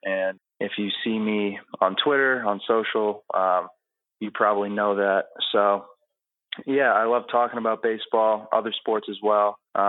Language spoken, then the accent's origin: English; Newton, Massachusetts, United States; moved away as an adult; now in Philadelphia, United States; I grew up in the Boston area.